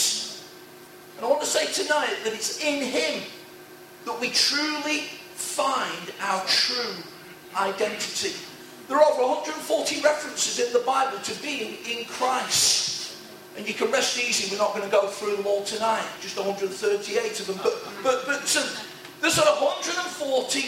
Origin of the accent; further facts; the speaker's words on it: Nottingham, East Midlands, United Kingdom; ordinary working class sprawling housing estate on the edge of Nottingham, wrong side, not West Bridgeford